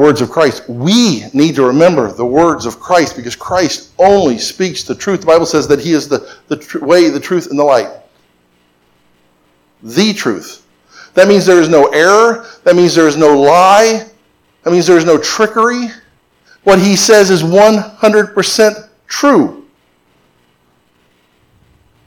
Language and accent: English; Florida, United States; I grew up in Florida